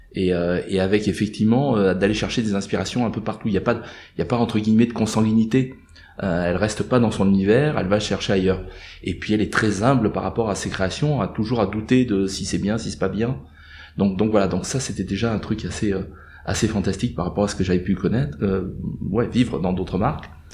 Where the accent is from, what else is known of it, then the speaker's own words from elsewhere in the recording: France; je suis français